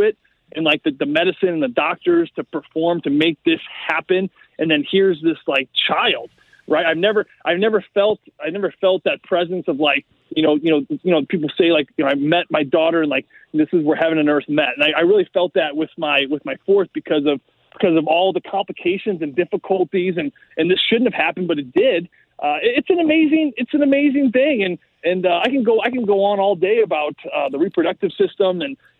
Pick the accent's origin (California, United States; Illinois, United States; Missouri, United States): Missouri, United States; St. Louis; St. Louis